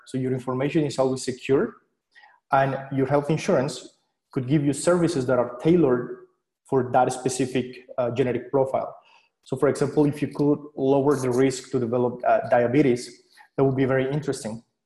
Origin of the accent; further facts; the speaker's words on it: Colombia; moved away as an adult; now in Switzerland; I'm originally from Colombia, so I studied physics over there